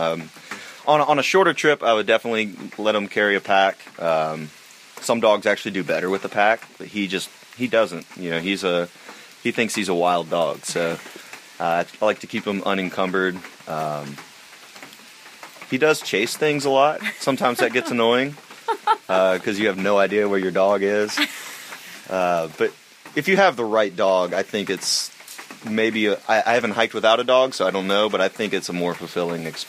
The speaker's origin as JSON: {"language": "English", "town": "Asheville", "region": "North Carolina", "country": "United States", "said": "I'm from Asheville, North Carolina."}